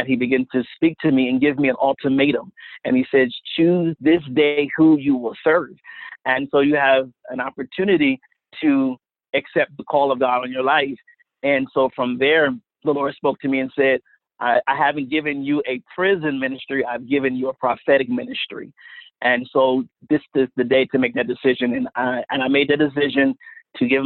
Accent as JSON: {"language": "English", "town": "Wilmington", "region": "Delaware", "country": "United States", "said": "I'm from Wilmington, Delaware, right outside of the Philadelphia region"}